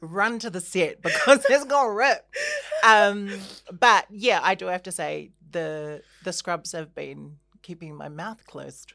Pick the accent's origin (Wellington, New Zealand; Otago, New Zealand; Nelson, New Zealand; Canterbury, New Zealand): Canterbury, New Zealand; Christchurch; moved away; also born or lived in Auckland; I was born and raised in Christchurch